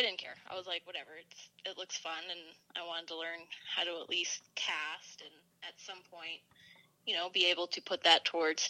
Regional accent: Bozeman, Montana, United States; now in Bend, United States; Born and raised in Bozeman, but now I'm living the dream in Bend.

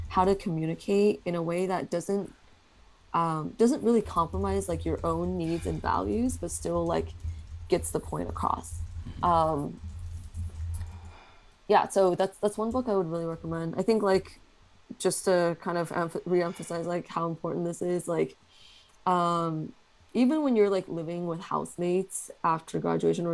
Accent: Bay Area, California, United States; growing up in the Bay Area

